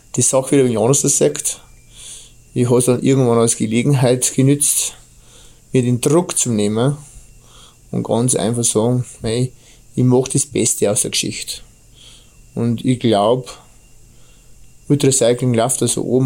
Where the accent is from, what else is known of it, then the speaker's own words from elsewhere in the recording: Bavaria, Germany; accent: Bavarian; mein bayerischer Dialekt